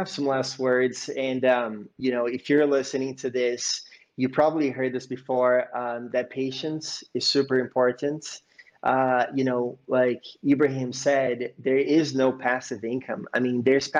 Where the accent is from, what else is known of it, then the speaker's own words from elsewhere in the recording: Bay Area, California, United States; I grew up in the Bay Area.